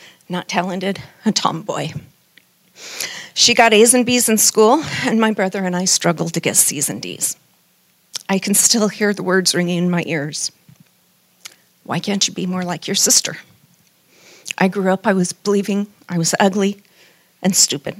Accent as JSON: {"language": "English", "town": "Denver", "region": "Colorado", "country": "United States", "tie": "born or raised there", "said": "I was raised in Denver, Colorado, in a godly home, a strict Baptist home"}